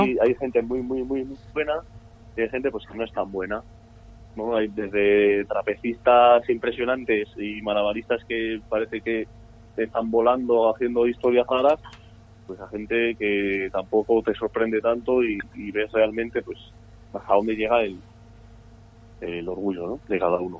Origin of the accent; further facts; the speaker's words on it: San Sebastián, Basque Country, Spain; Nosotros desde, pequeños hemos estado en la encastola eh, hemos, hemos convivido con, la cultura vasca porque somos vascos.